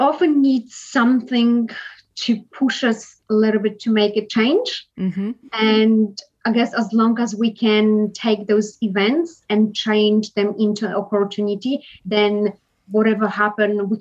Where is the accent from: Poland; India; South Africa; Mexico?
Poland; also born or lived in Edinburgh, Scotland; now in Australia; I grew up in Poland, and then I moved to Edinburgh, Scotland. I finished university there, and I moved over to Australia.